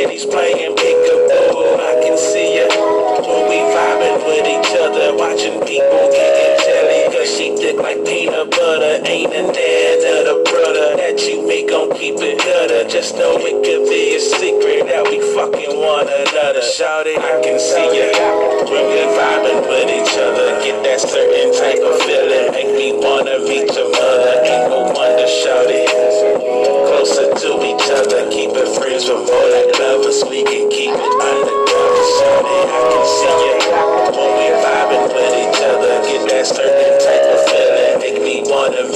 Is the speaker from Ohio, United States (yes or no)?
no; Austin, Texas, United States; I am a country girl. I'm from Austin, Texas. I'm not from Cali